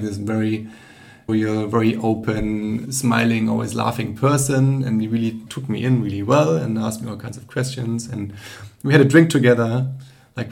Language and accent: English; Germany; growing up in Germany or in Europe generally